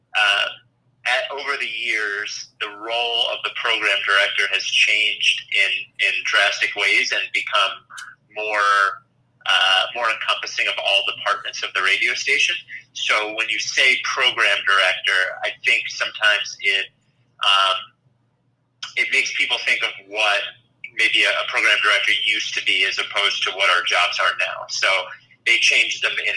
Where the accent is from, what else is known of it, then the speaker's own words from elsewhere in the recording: Glen Mills, Pennsylvania, United States; also born or lived in Wallingford, Pennsylvania / Chicago; I grew up in Delaware County. I lived in Wallingford until second grade, and then we moved to Glen Mills